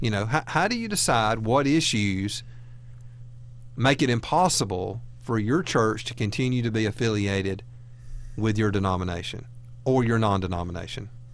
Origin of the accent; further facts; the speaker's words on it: Alabama, United States; We're from Alabama